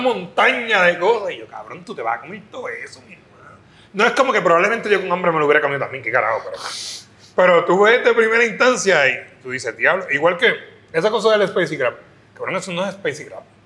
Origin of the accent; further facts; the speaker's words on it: Camuy, Puerto Rico; yo soy natural de Camuy.